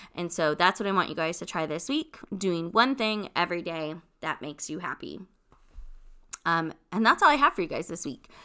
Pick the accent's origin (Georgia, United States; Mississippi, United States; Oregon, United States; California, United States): California, United States; Long Beach; I'm originally from California, born and raised, um, Long Beach